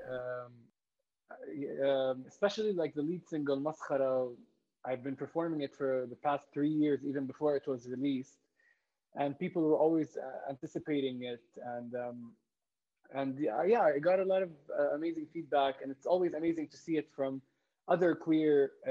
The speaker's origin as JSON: {"language": "English", "region": "Jerusalem", "country": "Palestine", "tie": "born or raised there", "second_language": "English", "said": "growing up in Jerusalem under occupation, being queer, and how all these things come together."}